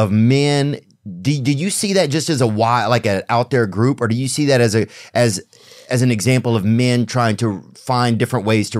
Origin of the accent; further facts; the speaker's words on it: Covington, Louisiana, United States; Because in my town, I grew up in Covington, Louisiana, and they were making the polio vaccine in our town in like the 60s or something